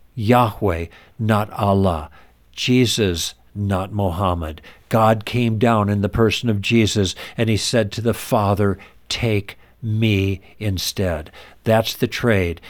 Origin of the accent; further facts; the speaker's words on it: Midwest, United States; moved away; also born or lived in Los Angeles; We were raised in the Midwest